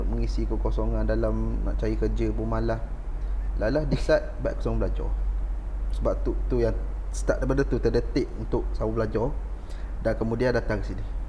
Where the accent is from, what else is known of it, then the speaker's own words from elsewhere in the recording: Terengganu, Malaysia; moved away as an adult; now in Changlun, Malaysia; Saya asal daripada dari Terengganu.